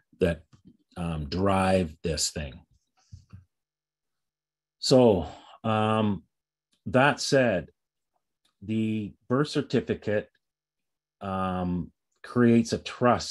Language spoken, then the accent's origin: English; Canada; I'm Canadian. I'm actually dual